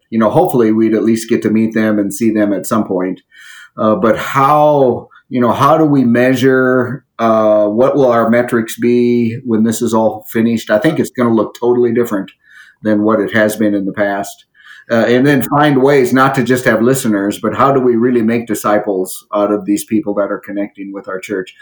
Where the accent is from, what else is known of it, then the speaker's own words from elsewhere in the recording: area around Jamestown, North Dakota, United States; moved away; I'm back in an area that I grew up in, mm-hmm. and uh, not too far from my hometown